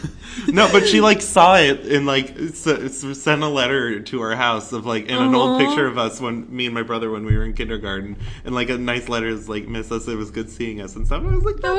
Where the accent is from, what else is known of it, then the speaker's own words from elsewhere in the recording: Toledo, Ohio, United States; we're both from Toledo.